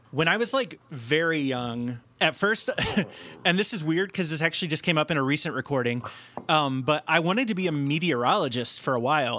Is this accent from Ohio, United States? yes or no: yes; Cincinnati, Ohio, United States; now in Chicago, United States; I grew up in Cincinnati or outside of Cincinnati